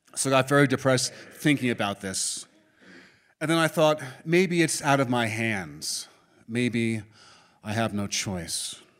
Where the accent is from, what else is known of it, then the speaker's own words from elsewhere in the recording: New York City, New York, United States; I was born and raised in Manhattan